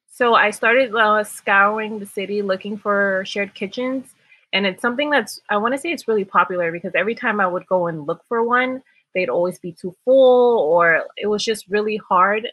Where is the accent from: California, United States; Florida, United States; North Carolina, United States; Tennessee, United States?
Florida, United States; Miami; moved away as an adult; now in New York, United States; I was born in Miami, Florida, and I've actually been in New York for about 10 years